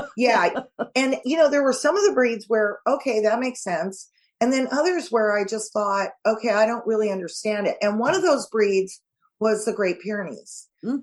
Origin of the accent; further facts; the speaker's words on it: California, United States; I'm from California